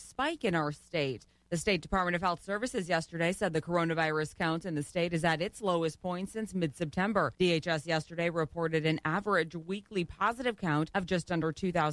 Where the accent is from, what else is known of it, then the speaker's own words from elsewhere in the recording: Boyceville, Wisconsin, United States; Born and raised in Boyceville